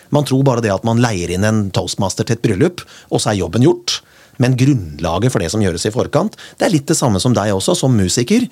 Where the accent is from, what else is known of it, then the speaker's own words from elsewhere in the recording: Kongsberg, Buskerud, Norway; moved away; da jeg vokste opp på, på Kongsberg